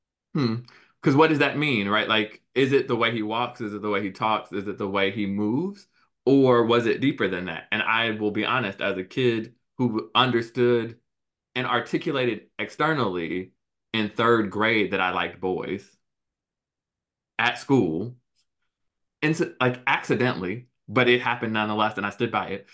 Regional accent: Chicago, Illinois, United States; I grew up in Chicago

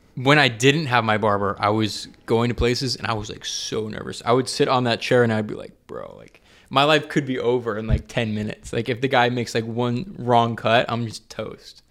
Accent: Atlanta, Georgia, United States; moved away; I'm from Atlanta

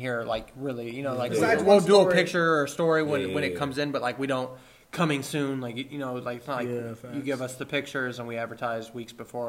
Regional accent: Ohio, United States; we're from Ohio

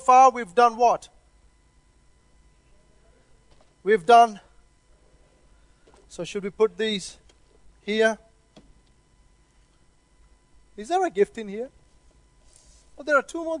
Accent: India; also born or lived in Christchurch, New Zealand; now in Auckland, New Zealand; I come from India

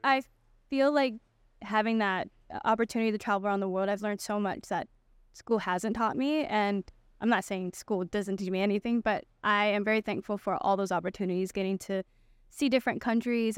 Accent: Makaha, Oahu, Hawaii, United States; So I'm born on the island of Oahu, and I grew up, uh, on the west side in Makau, Hawaii.

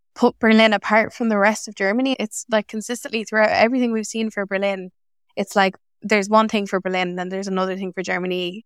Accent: Ireland; moved away as an adult; also born or lived in Galway; now in Netherlands; I'm an Irish expat living in the Netherlands since twenty nineteen.

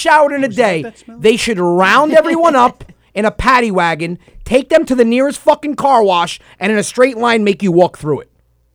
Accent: New Rochelle, New York, United States; New Rochelle. I'm from New Rochelle.

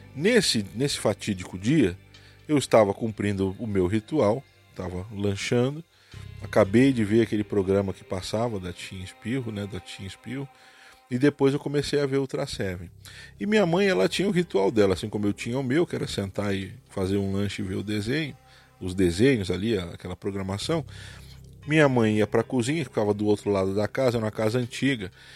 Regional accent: Santos, São Paulo, Brazil; now in Cascavel, Brazil; sou de Cascavel, no Paraná mas passei a minha vida, a minha infância, nasci e fui criado em Santos, litoral de São Paulo.

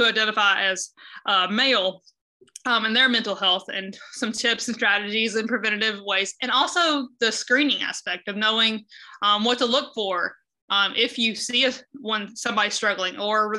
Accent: the South, United States; moved away as an adult; now in Cedar Rapids, United States; I am originally from the South

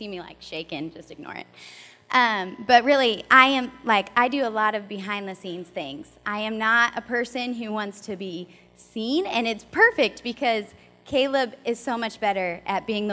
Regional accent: Ohio, United States; moved away as an adult; also born or lived in Louisville, Kentucky; We're from Ohio.

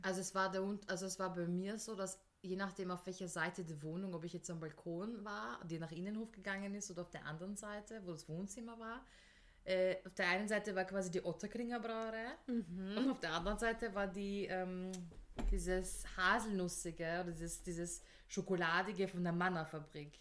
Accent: Vienna, Austria; Ich bin ja Wienerin

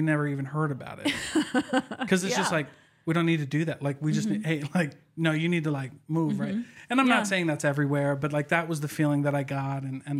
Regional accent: Iowa, United States; Like, I'm from Iowa, so we heard all of the Utah stuff, right?

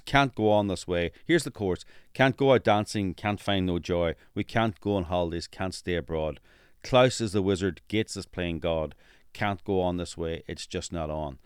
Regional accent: Northern Ireland, United Kingdom; moved away; I'm from Northern Ireland

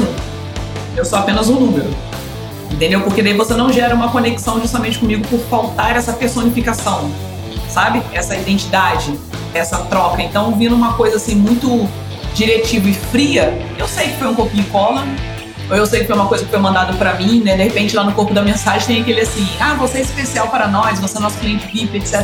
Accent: Rio de Janeiro, Brazil; eu sou aqui do Rio de Janeiro, né? Eu sou carioca

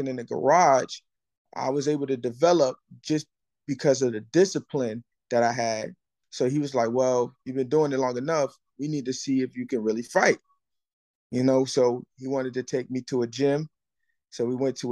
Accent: Newark, New Jersey, United States; moved away; I'm originally from Newark, New Jersey

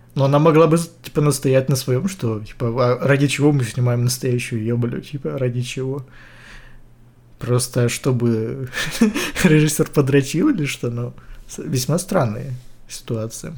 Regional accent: Ukraine; я украинец

